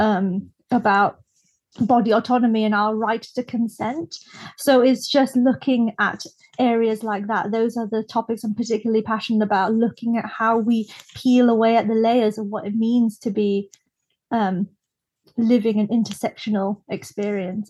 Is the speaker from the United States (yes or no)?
no; Brunei; moved away as an adult; now in United Kingdom; I was born and raised in Brunei in Southeast Asia